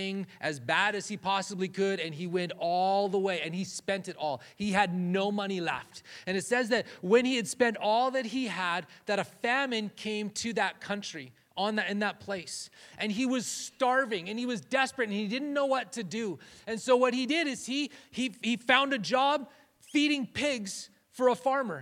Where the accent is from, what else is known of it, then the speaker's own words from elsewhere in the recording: Canada; moved away; we're Canadian